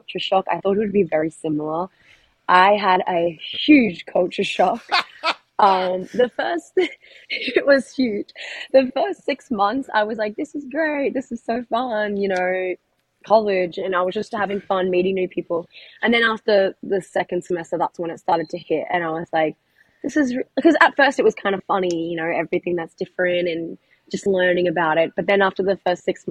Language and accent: English; Australia; moved away as an adult; now in Florida, United States; I really wanted to move overseas and get out of my hometown